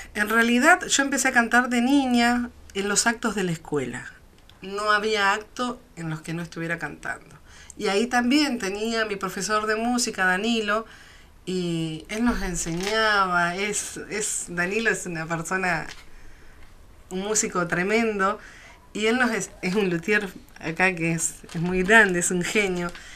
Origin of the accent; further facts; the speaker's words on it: Neuquén, Argentina; yo soy neuquina hace muchos años, o sea, nací acá y estoy nacida y criada